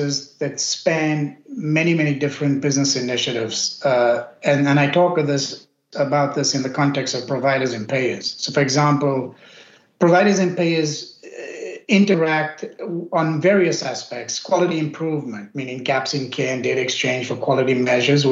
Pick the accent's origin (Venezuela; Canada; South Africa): South Africa; moved away as an adult; now in United States; My origin is I grew up in South Africa of Indian origin. Immigrated to the U.S. over 2 decades ago